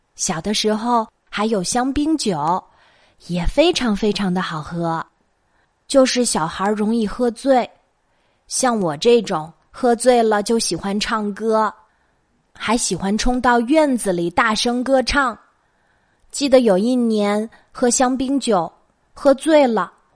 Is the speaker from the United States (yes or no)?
no; China; 我们中国人